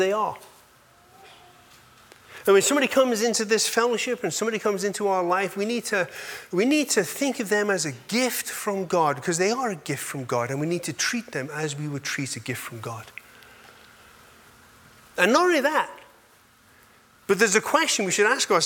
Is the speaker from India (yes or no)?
no; England, United Kingdom; I'm an English boy, so I was raised as an English boy